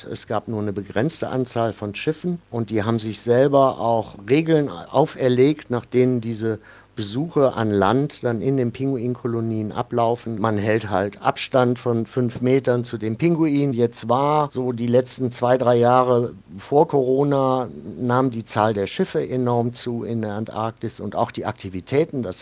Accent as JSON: {"language": "German", "region": "North Rhine-Westphalia", "country": "Germany", "tie": "born or raised there", "said": "Ich bin im Rheinland aufgewachsen, in der Nähe von Bonn und habe mir diesen kölschen Humor dann, glaube ich, ein bisschen bewahrt."}